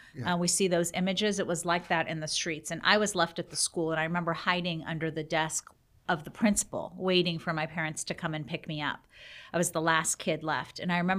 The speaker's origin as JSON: {"language": "English", "region": "North Carolina", "country": "United States", "tie": "born there", "also_born_or_lived": "Iran", "said": "I actually was born in this country. I was born in North Carolina. And my dad was a student at NC State. And he and my mom lived here. And I was born and we went back to my country of origin, which is Iran."}